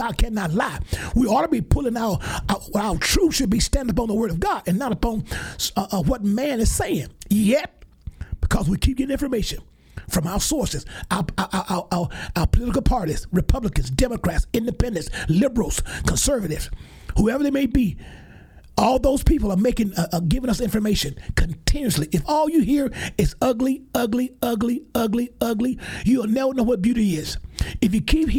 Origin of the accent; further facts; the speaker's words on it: Alabama, United States; I'm talking from my home state in Alabama